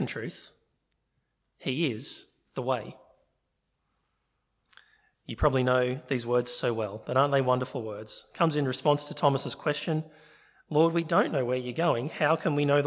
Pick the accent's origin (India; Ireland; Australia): Australia; Sydney, New South Wales; I'm from Sydney.